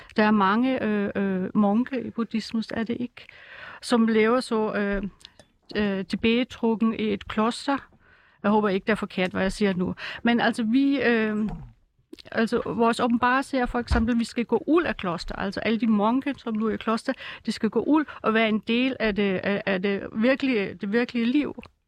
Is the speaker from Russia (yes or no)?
no; Germany; Danish is a second language; now in Denmark; jeg kommer oprindeligt fra Tyskland